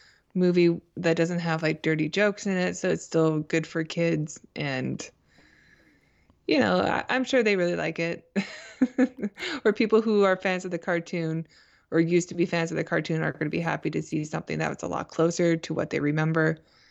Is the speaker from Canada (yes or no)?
no; Thousand Oaks, California, United States; She grew up in Thousand Oaks, where I'm from, so that's cool.